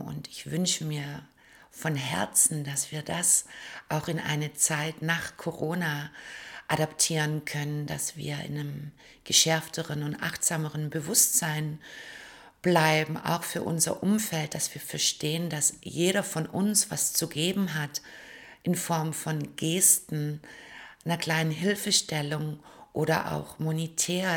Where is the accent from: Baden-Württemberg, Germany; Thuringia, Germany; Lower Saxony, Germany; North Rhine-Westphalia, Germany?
Baden-Württemberg, Germany; Stuttgart; wenn ich durch die Straßen meiner Heimatstadt laufe, Stuttgart